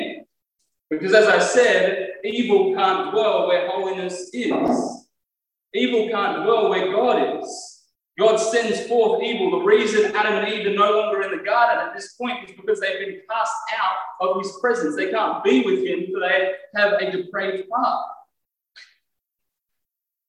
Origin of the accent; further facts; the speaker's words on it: Australia; conservative Australian Christians